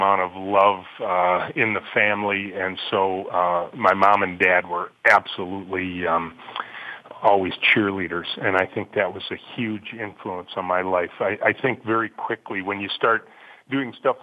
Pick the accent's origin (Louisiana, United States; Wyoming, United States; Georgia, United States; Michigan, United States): Michigan, United States; Macomb County; I grew up in Macomb County, just north of Detroit, Chippewa Valley High School grad